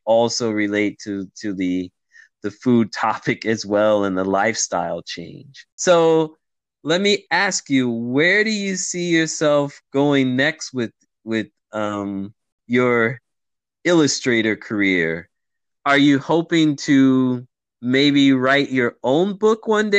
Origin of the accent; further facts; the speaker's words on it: United States; I grew up in America